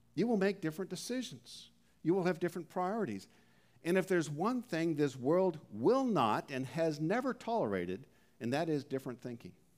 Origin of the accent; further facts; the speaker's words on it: Canada; We're from Canada